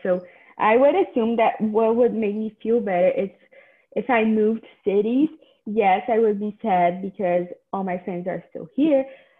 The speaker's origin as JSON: {"language": "English", "country": "Canada", "said": "I used to think that like my whole identity was being a Canadian high schooler. So I always thought like, oh, I'm different. I'm a Canadian high schooler or something."}